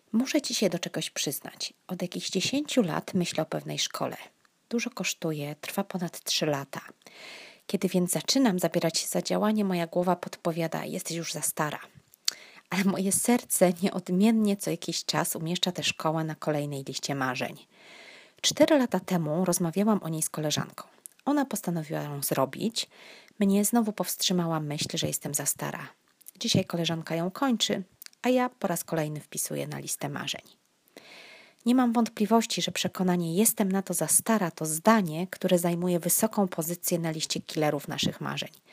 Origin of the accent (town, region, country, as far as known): southern Poland, Poland; born or raised there